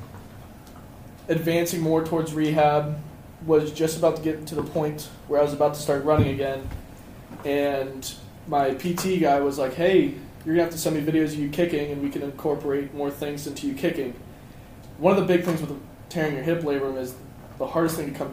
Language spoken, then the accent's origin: English; Hilliard, Ohio, United States; I'm from Hilliard, Ohio, about 30 minutes south of here